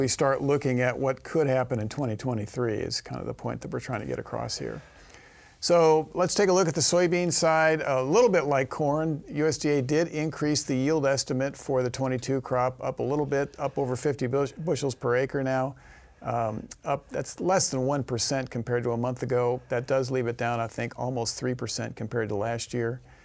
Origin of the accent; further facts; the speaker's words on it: Missouri, United States; my home state, Missouri